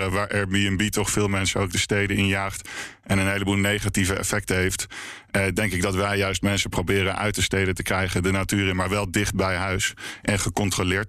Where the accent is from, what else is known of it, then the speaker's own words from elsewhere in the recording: Leiden, South Holland, Netherlands; zelf kom ik uit Leiden